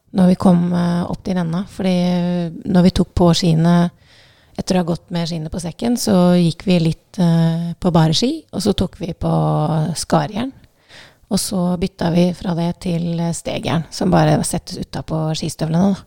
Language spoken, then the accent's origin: Norwegian; Southern Norway, Norway; som søring